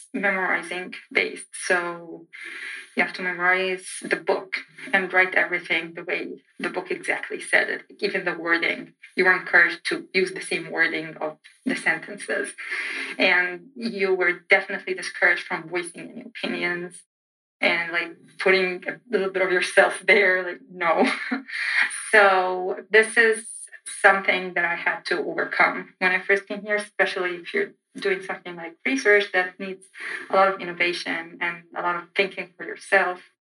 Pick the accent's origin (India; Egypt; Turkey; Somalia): Egypt; English is a second language; moved away as an adult; now in United States; I'm from Egypt